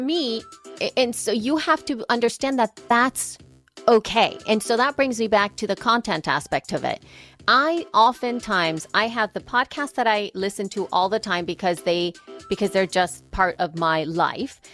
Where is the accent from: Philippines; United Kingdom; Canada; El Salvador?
El Salvador; now in United States; I am from El Salvador. Soy salvadoreña.